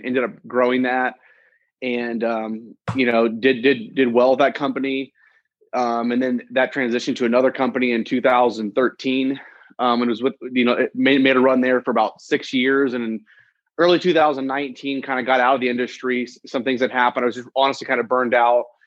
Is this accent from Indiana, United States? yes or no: yes; Indianapolis, Indiana, United States; I'm from Indianapolis, Indiana. I'm Indiana, born and raised, just a Midwest guy.